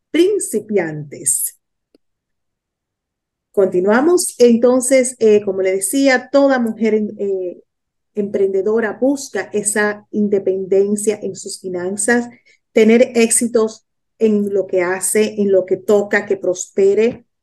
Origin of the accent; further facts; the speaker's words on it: Dominican Republic; now in Miami, United States; soy de la República Dominicana, vivo en Miami